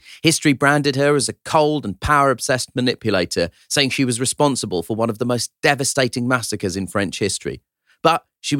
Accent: Croydon, London, United Kingdom; my hometown of Croydon

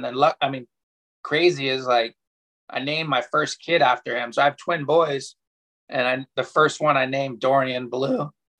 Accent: Pacific Palisades, California, United States; Yeah, I grew up in Pacific Palisades, and one of my good friends, Brendan, his dad taught us how to surf in Santa Monica.

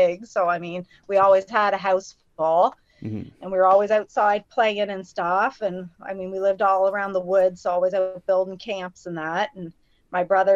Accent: near Saint John, New Brunswick, Canada; also born or lived in Musquash; I grew up mostly in Laurinville, which isn't really too far away from St. John, probably maybe, I don't know, 15-20 minute drive. And I think I lived there till I was about 12, and I think that's when we moved to Musquash.

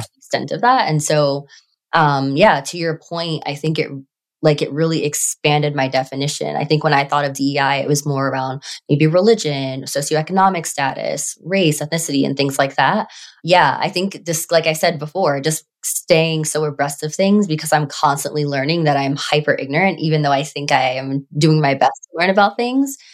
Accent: New York City, New York, United States; I grew up on Staten Island

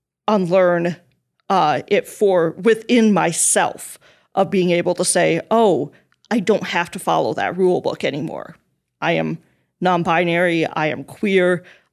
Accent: South Dakota, United States; Yeah, for me, I was raised evangelical Christian in the Midwest, in South Dakota, which is a very red state.

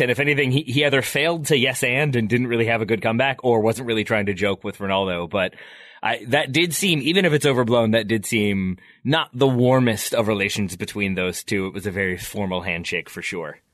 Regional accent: United States; I'm American

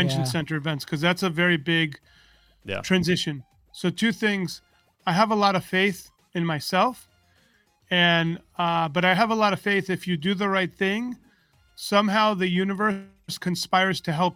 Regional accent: New York, United States; I grew up in New York, and I came from a very big fat Greek family

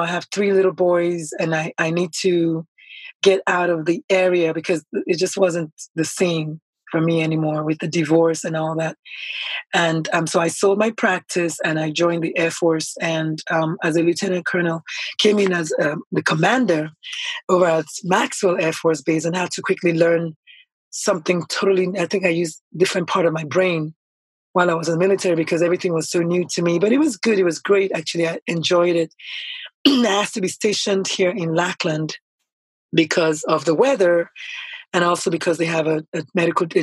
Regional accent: Nigeria; moved away as an adult; also born or lived in San Antonio, Texas; now in United States; So I was born in Nigeria. I'm Nigerian by birth, naturalized American. And my first, 20-something years of life were in Nigeria. I think 25 years

